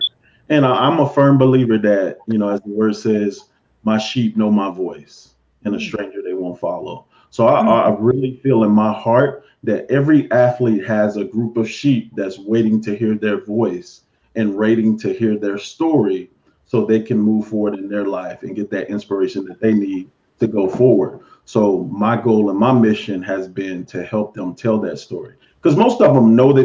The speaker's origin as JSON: {"language": "English", "town": "Chicago", "region": "Illinois", "country": "United States", "tie": "born or raised there", "moved": "yes", "lives_now": "Bristol, United States", "said": "I'm originally from Chicago, born in the Cabrini Green Housing Project"}